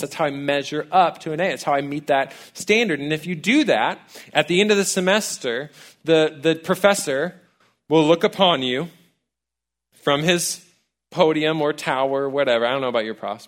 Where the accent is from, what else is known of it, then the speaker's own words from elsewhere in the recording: College Station, Texas, United States; I actually grew up here in town. I'm a townie, I'm from College Station